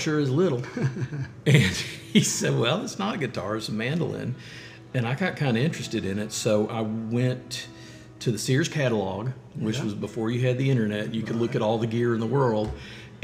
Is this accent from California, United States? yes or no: no; Atlanta, Georgia, United States; I grew up in Atlanta in the 70s